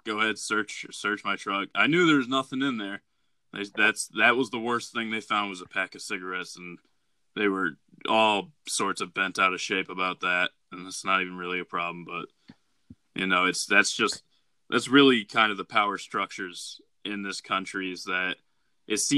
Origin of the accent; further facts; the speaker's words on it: Detroit, Michigan, United States; I'm from Detroit.